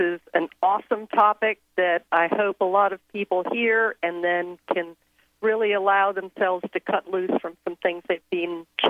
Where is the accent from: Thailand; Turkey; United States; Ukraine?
Thailand; I grew up in Thailand, and I was born to Southern American parents.